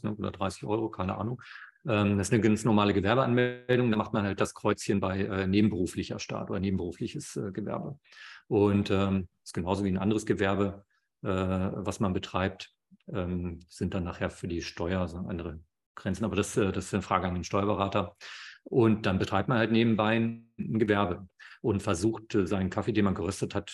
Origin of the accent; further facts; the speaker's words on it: Germany; hier bei uns in Deutschland